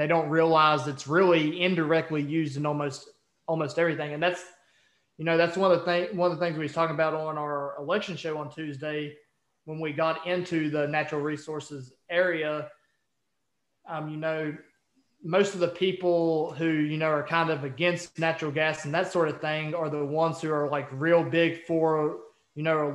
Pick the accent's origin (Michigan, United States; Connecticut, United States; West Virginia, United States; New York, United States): West Virginia, United States; now in Virginia, United States; I live in Virginia, and literally, you know, 10 minutes from where I live. And we're also from West Virginia